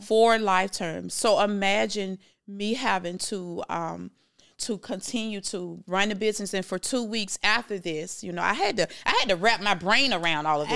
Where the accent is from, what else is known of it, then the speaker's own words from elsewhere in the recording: Jacksonville, Florida, United States; moved away; I'm from Jacksonville, Florida